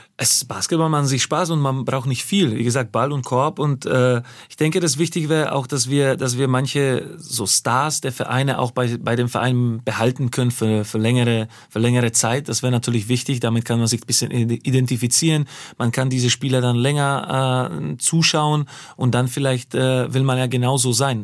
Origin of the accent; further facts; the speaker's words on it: Slovakia; German is a second language; now in Germany; ich bin ja gebürtiger Slowake.